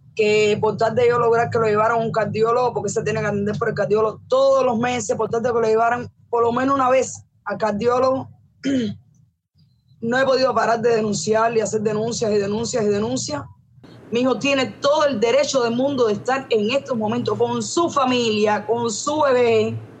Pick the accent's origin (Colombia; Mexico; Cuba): Cuba; soy una madre cubana que ha pasado la misma miseria, el mismo hambre que ha pasado los 11 mil millones de cubanos